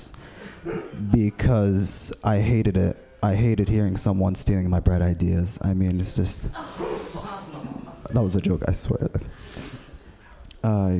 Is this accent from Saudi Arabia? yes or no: yes; Saudi Arabia; I am from Saudi Arabia